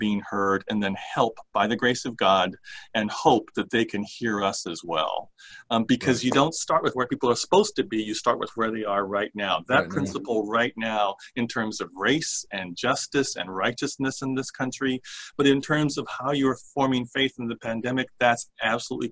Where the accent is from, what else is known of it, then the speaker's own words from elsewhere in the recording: Honolulu, Hawaii, United States; when I was growing up in Honolulu